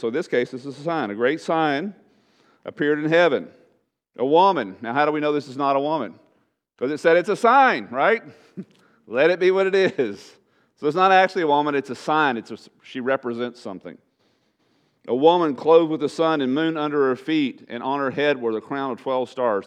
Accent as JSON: {"language": "English", "region": "East Texas", "country": "United States", "tie": "born or raised there", "also_born_or_lived": "Webb County, Texas", "moved": "as an adult", "said": "we were raised in East Texas with trees and woods and rain"}